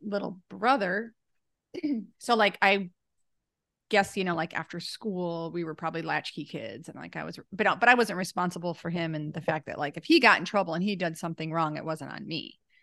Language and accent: English; Lake County, Illinois, United States; I'm from Lake County